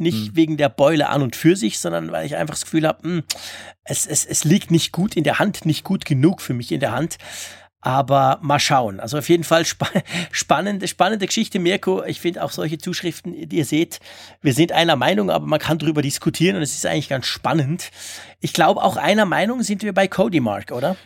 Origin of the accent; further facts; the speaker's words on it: Switzerland; bei uns in der Schweiz